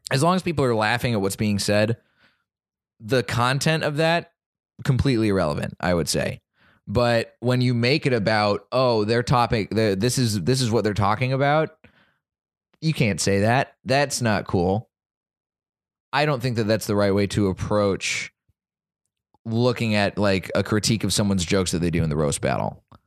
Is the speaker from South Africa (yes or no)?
no; Dallas, Texas, United States; moved away; my hometown of Dallas